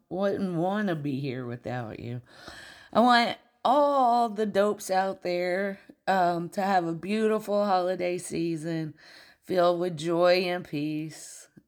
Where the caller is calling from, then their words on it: Milledgeville, Georgia, United States; I am calling from Milledgeville, Georgia, which is home to the largest state mental hospital.